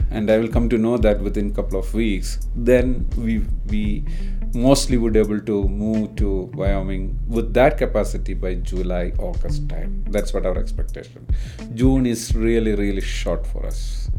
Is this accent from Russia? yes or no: no; India; we are from India.